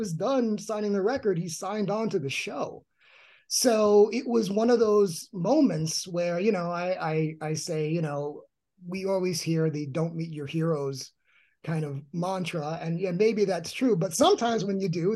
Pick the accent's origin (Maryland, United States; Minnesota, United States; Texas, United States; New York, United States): New York, United States; New York City; Both Rodney and I were born and raised in New York